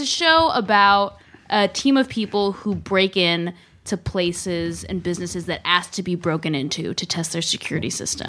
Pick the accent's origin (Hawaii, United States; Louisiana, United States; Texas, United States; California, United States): California, United States; San Francisco; I grew up in San Francisco, where it is ugly